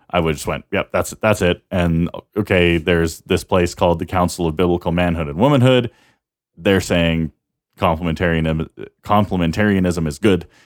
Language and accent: English; Canada; we're Canadian